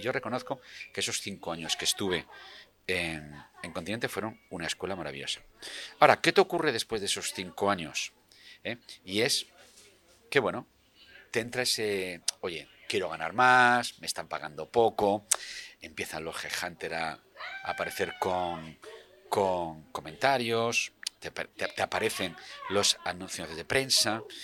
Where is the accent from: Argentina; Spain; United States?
Spain; Region of Murcia; moved away as an adult; now in Madrid, Spain; yo soy murciano